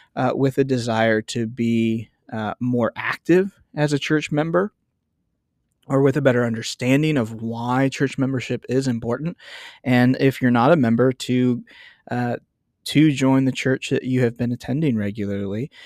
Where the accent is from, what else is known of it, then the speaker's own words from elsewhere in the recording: United States; I'm an American